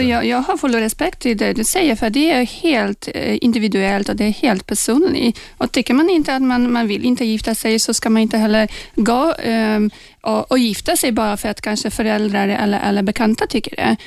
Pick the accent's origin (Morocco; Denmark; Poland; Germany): Poland; now in Sweden; jag kommer då från Polen eh, från början